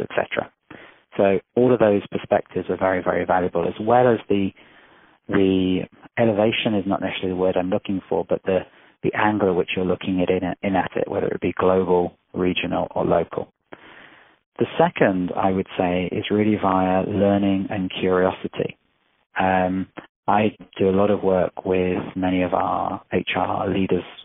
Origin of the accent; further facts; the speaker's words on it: England, United Kingdom; moved away; also born or lived in Israel; I grew up in England, I spent a lot of my years in Israel